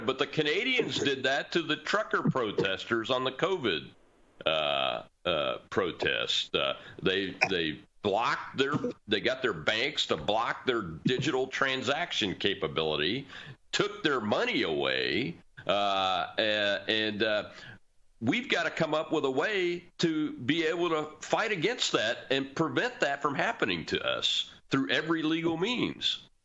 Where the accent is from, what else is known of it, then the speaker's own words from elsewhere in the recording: Mississippi, United States; my home state of Mississippi